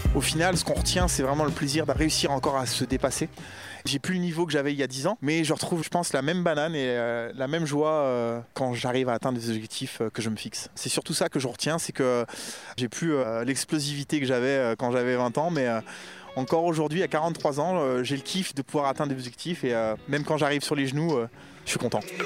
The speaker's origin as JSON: {"language": "French", "town": "Créteil", "region": "Île-de-France", "country": "France", "tie": "born or raised there", "also_born_or_lived": "Mougins", "said": "Je suis né à Créteil. L'environnement dans lequel j'ai vécu, c'est un environnement banlieue parisienne"}